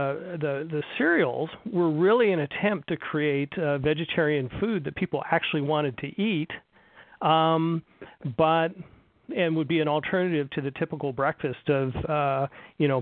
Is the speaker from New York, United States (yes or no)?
no; California, United States; moved away; growing up in California